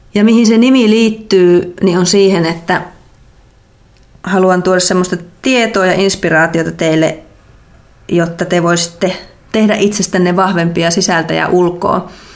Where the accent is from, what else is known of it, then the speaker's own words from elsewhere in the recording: North Karelia, Finland; moved away as an adult; also born or lived in Joensuu / Belgium; alun perin on kotoisin tuolta Pohjois-Karjalasta